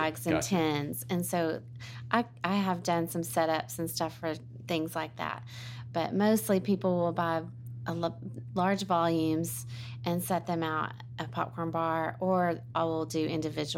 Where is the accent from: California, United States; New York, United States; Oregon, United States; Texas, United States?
Texas, United States; Garland; also born or lived in Austin, Texas; now in Murphy, United States; I grew up in Garland, so not too far away